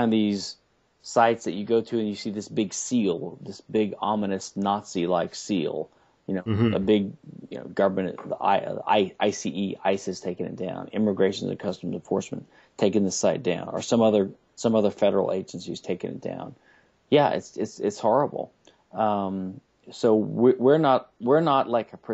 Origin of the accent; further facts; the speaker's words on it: Baton Rouge, Louisiana, United States; now in Houston, United States; in my hometown of Baton Rouge, Louisiana, when I was a kid